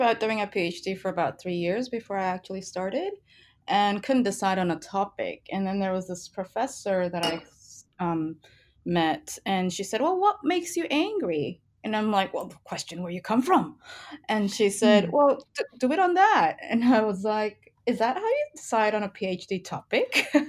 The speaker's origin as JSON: {"language": "English", "country": "Indonesia", "tie": "born or raised there", "also_born_or_lived": "Canada", "said": "But I was born in Canada, but my dad is Indonesian Chinese. So Indonesian nationality, Chinese ethnicity. And my mother is Japanese. And so my citizenship is Canadian, but when I was 3 and a half, we moved to Indonesia"}